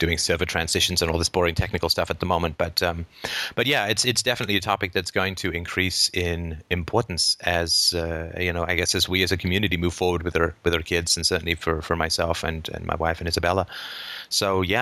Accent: United Kingdom; I'm British

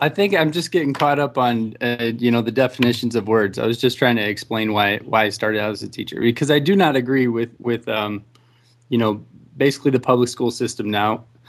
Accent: Texas, United States; I'm from Texas

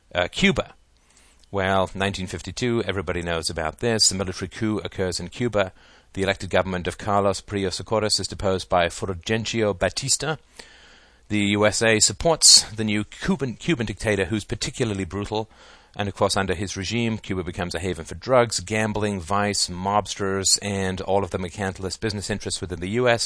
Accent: England, United Kingdom; moved away; I grew up in England where the British Empire was

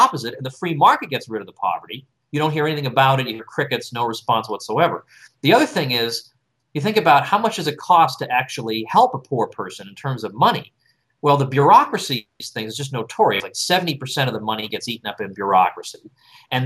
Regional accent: Massachusetts, United States; I'm from Massachusetts

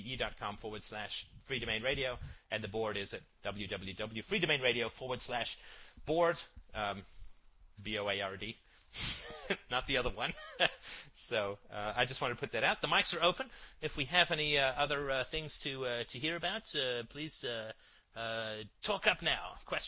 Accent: Ireland; born there; And I was born in Ireland and spent a lot of summers there.

